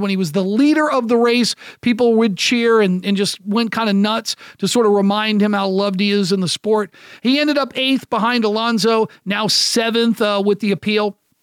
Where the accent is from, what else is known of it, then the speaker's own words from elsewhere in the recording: United States; I'm an American broadcaster